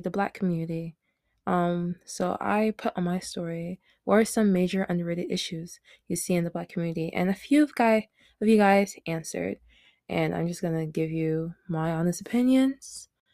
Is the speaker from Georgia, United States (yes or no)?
yes; Smyrna, Georgia, United States; I was born and raised in Smyrna, Georgia